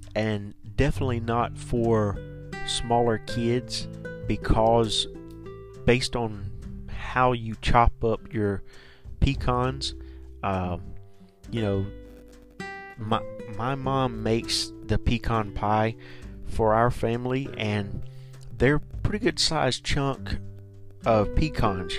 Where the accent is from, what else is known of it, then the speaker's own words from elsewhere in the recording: the South, United States; Now I'm from the South. We say pecan.